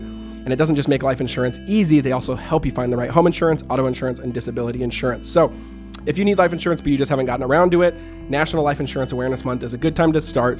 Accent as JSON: {"language": "English", "area": "the Northwest", "region": "Pacific Northwest", "country": "United States", "also_born_or_lived": "Portland", "said": "We're from the Northwest."}